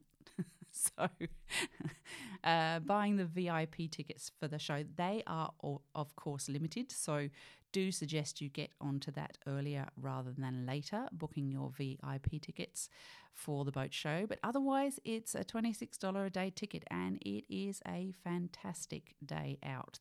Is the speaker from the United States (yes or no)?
no; United Kingdom; also born or lived in Poole Harbour; now in Australia; I was, of course, born in the U K. You know that by my accent